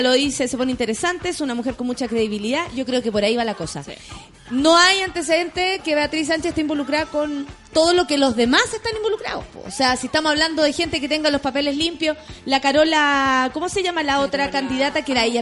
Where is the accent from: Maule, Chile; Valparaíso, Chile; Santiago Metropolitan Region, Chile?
Santiago Metropolitan Region, Chile; Santiago; soy de Santiago